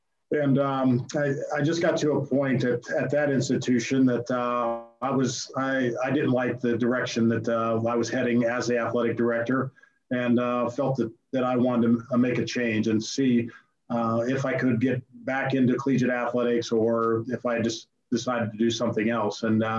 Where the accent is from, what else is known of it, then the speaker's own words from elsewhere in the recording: Ohio, United States; moved away as an adult; growing up in Ohio